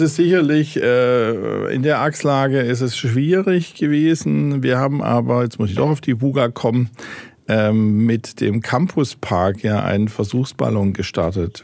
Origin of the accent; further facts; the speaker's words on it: Stuttgart, Baden-Württemberg, Germany; moved away as an adult; also born or lived in Hamburg; now in Heilbronn, Germany; Ich selber bin ja gebürtiger Stuttgarter, bin am Nesenbach aufgewachsen